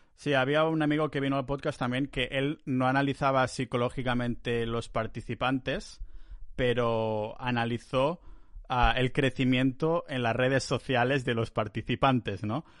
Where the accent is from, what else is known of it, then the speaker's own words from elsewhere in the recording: near Barcelona, Catalonia, Spain; moved away as an adult; now in Estonia; volver a casa, volver a Barcelona, cerca de Barcelona, en mi pueblo ahí